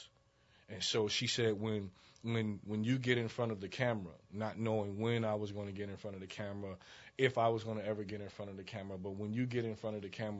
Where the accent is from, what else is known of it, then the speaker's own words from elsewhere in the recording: Dayton, Ohio, United States; moved away as an adult; also born or lived in Chicago, Illinois; I was born in Dayton, Ohio. Grew up in Dayton, Ohio